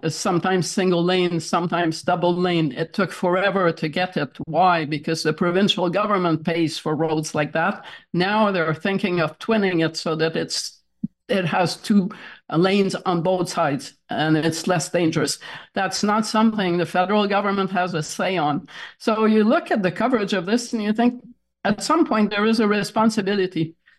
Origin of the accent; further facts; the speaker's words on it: Toronto, Ontario, Canada; now in Montreal, Canada; I was raised in Toronto